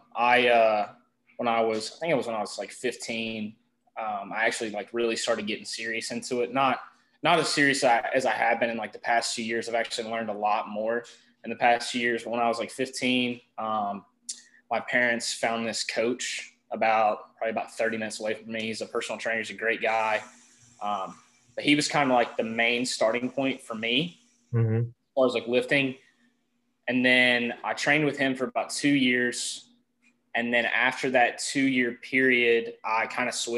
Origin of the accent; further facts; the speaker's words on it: North Carolina, United States; I'm from North Carolina.